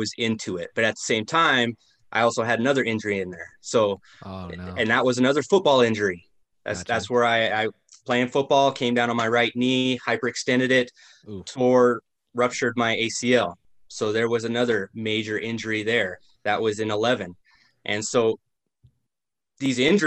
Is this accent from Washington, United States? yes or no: no; Arlee, Montana, United States; moved away as an adult; also born or lived in Colorado Springs, Colorado / Great Falls, Montana; we both grew up in Arlee, Montana. We both went to that high school